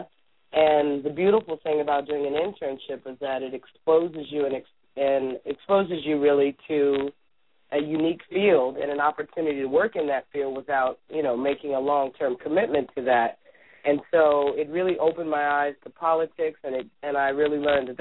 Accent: California, United States; moved away as an adult; now in Washington, D.C., United States; growing up in California

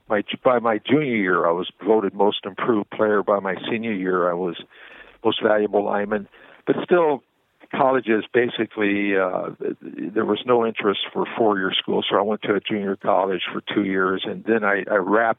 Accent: California, United States; When I was growing up in Southern California, I was rather large as a youngster

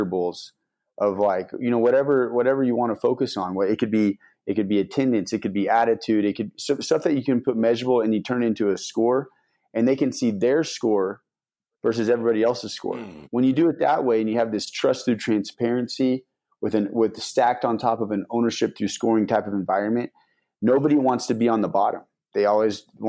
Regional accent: Denver, Colorado, United States; I'm from Denver.

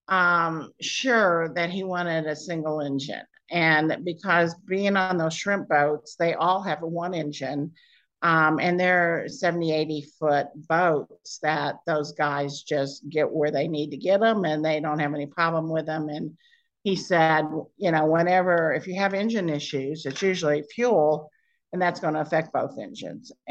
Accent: Great Lakes, United States; that was because I grew up on Lake Michigan. I knew what, what those Great Lakes were like and how rough they could get.

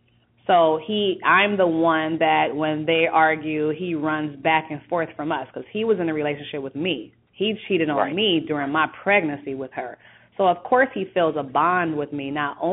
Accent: Compton, California, United States; Born and raised.

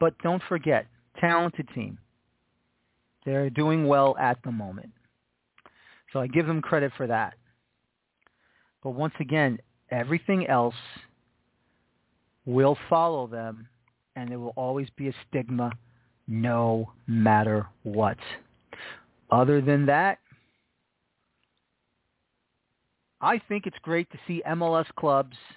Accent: New York City, New York, United States; moved away; I'm originally from New York City.

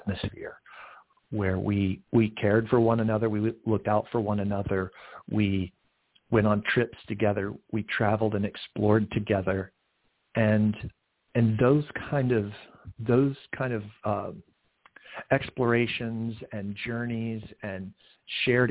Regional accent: Central Florida, United States; also born or lived in Georgia; I spent my formative years in Central Florida

